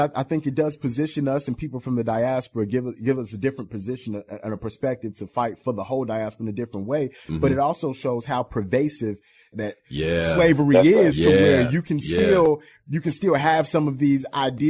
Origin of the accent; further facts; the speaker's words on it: United States; I self-identify as an African American having been in America my whole life